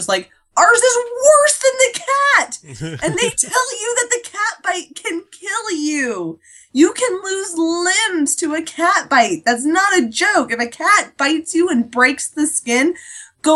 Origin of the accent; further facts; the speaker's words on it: United States; I'm fine being an American.